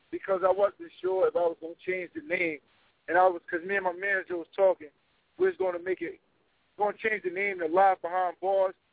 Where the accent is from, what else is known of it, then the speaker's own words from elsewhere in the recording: New York City, New York, United States; I'm from Harlem.